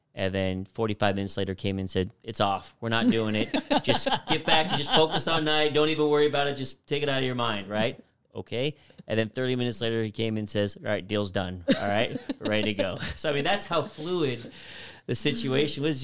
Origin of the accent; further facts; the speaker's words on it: Phoenix, Arizona, United States; I was born and raised in Phoenix, Arizona